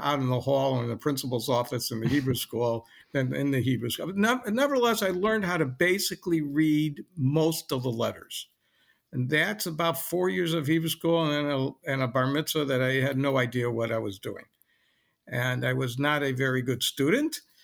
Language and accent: English; Lincolnwood, Illinois, United States; also born or lived in Chicago; I was born in Chicago and never really left Chicago. I grew up in Lincolnwood, Illinois, which is a suburb of Chicago